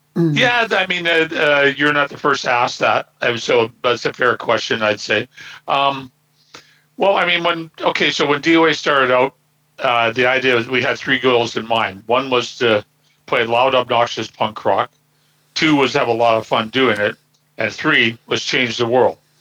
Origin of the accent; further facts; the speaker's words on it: Burnaby, British Columbia, Canada; I grew up here in Burnaby